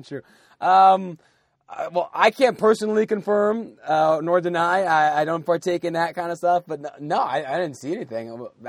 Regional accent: United States; accent: American; my accent, the way I speak, people know I'm from the U.S.

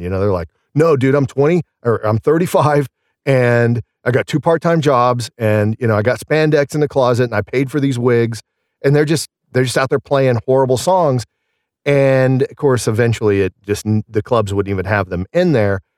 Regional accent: Southern Illinois, United States; accent: Southern; moved away as an adult; also born or lived in Scottsdale, Arizona / Pittsburgh; I grew up in Illinois

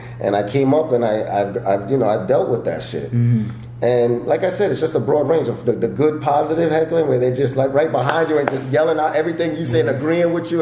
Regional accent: New York, United States; moved away as an adult; now in Los Angeles, United States; I grew up in New York, started stand up in New York

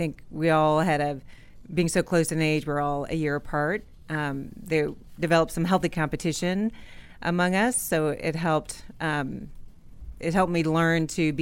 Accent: Fredericksburg, Virginia, United States; I grew up in Fredericksburg, Virginia

